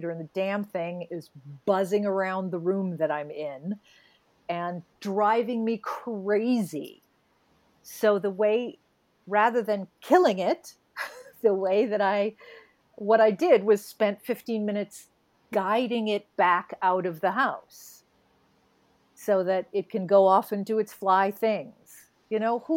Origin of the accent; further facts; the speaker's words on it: New England, United States; so I grew up in New England